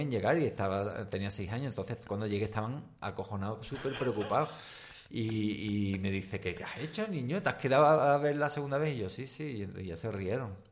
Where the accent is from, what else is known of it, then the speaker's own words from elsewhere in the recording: Seville, Andalusia, Spain; yo hasta los nueve años me crié, desde que nací hasta los nueve años estuve en, Ro Rochalambert